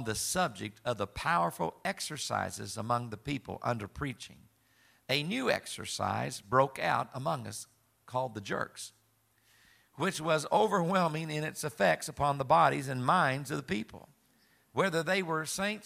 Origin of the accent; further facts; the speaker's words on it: Southern Illinois, United States; I'm from Southern Illinois, raised there